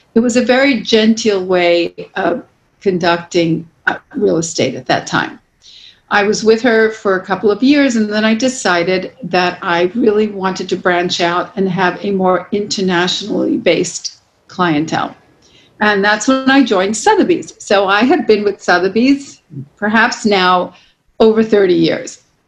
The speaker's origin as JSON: {"language": "English", "town": "New York City", "region": "New York", "country": "United States", "tie": "born or raised there", "said": "I'm born and raised in New York City"}